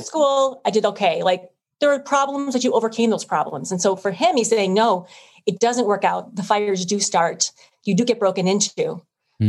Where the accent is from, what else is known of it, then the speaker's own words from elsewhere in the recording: Illinois, United States; I grew up here in Illinois